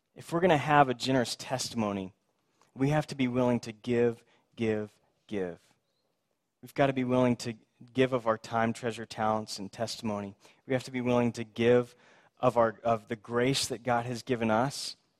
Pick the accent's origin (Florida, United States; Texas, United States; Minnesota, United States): Texas, United States; Houston; I grew up in Houston